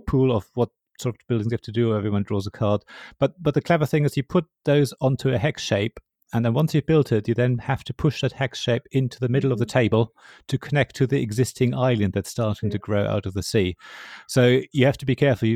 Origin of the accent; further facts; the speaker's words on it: Berlin, Germany; I come from Berlin